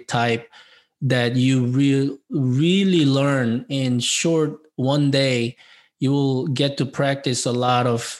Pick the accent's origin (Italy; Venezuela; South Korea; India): South Korea; English is a second language; moved away as an adult; now in United States; being an immigrant from South Korea by myself 30 years ago